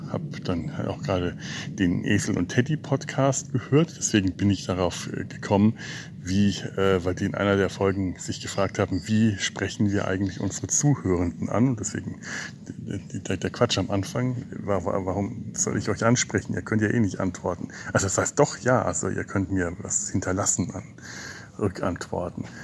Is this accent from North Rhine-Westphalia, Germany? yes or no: no; Bavaria, Germany; Ich komme ja aus Franken, einer Gegend mit vielen Fachwerkhäusern